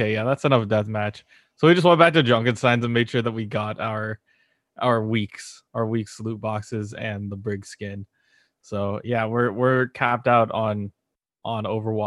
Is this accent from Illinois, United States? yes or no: no; California, United States; We're both from Cali